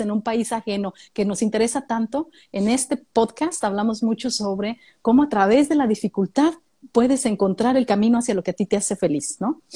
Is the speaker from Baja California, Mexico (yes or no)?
yes; Mexicali, Baja California, Mexico; now in Australia; yo también crecí en Mexicali. No, no nací ah, ¿en ahí, serio? pero llegué, sí, llegué muy chiquitita allá a Mexicali, como de cuatro años, y crecí allá en Mexicali